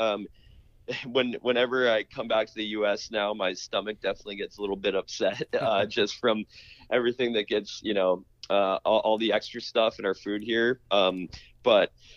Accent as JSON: {"language": "English", "town": "New York City", "region": "New York", "country": "United States", "also_born_or_lived": "San Juan del Sur, Nicaragua", "said": "I'm actually from New York City, so and I'm in New York City right now"}